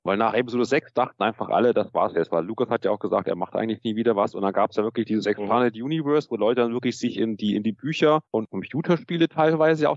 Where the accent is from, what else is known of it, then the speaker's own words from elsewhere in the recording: Munich, Bavaria, Germany; Ich komme aus München